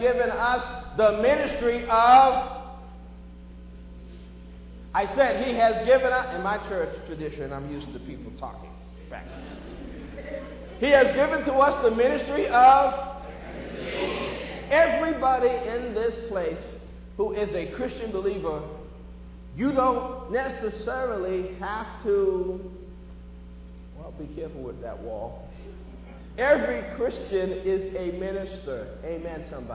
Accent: Boston, Massachusetts, United States; when I was growing up in Boston

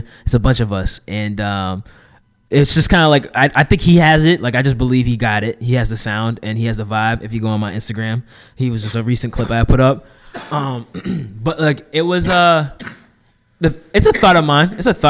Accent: Brockton, Massachusetts, United States; moved away; But then there's people out in Brockton, back in my hometown that are filmmakers.

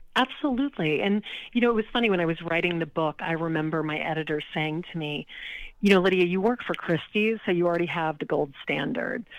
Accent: Lake Charles, Louisiana, United States; now in New York City, United States; I grew up in Lake Charles, Louisiana, not New Orleans

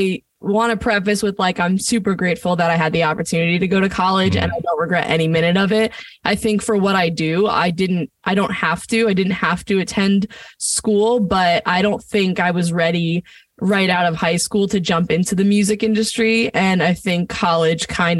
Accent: Point Pleasant, New Jersey, United States; now in Los Angeles, United States; I think my hometown has played a huge role on my music growing up. I'm from Point Pleasant

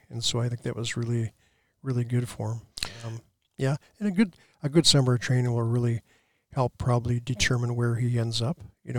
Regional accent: Regina, Saskatchewan, Canada; moved away; that's my hometown.

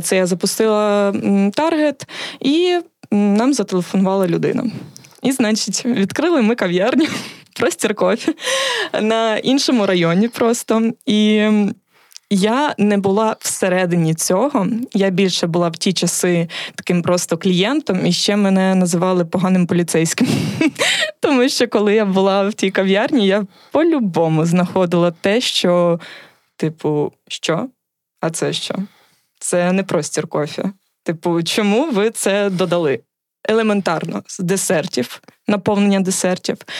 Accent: Kherson, Kherson Oblast, Ukraine; ми з Херсона

